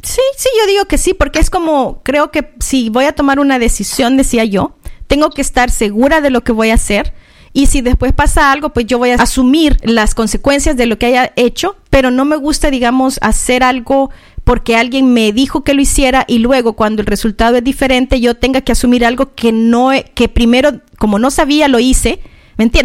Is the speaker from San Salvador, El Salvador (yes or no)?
yes; San Salvador, El Salvador; now in Australia; yo nací en en la ciudad de San Salvador, en El Salvador, en Centroamérica